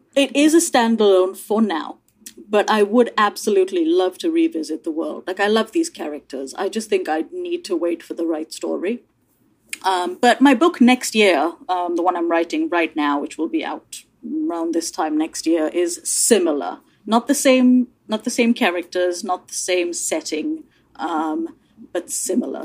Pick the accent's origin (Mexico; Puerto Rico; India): India; now in United Kingdom; I grew up in India I'm now British